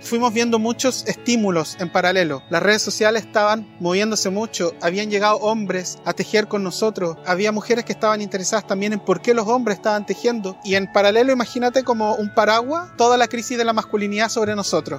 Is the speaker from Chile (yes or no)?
yes; Chile; soy chileno de nacimiento